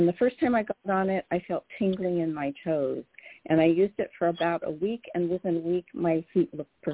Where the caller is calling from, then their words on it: California, United States; I'm calling from the Central Coast.